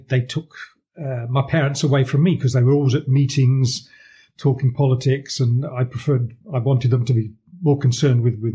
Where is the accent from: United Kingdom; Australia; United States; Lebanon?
United Kingdom; Coventry, West Midlands; moved away as an adult; also born or lived in Bristol / Berlin; I grew up in Coventry on a working class housing estate.